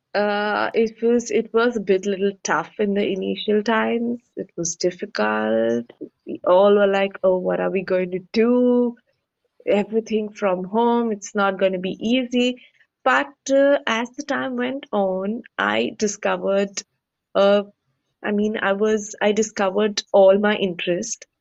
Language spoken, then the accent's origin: English; India; we Indians